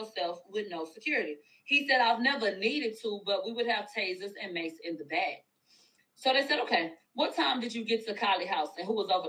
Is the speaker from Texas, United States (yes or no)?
yes; Houston, Texas, United States; I'm from Houston, Moniz.